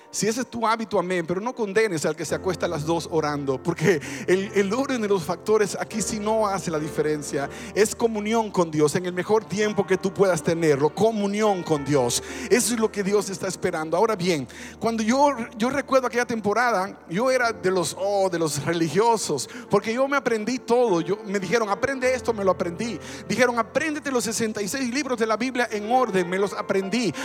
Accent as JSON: {"language": "Spanish", "country": "Dominican Republic", "moved": "yes", "said": "En mi país se mezcló mucho el cristianismo con el paganismo y de hecho en República Dominicana tenemos"}